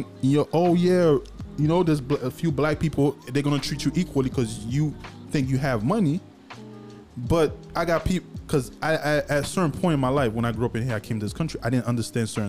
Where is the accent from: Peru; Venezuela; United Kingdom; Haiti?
Haiti; now in United States; I grew up in Haiti poor. I came to this country.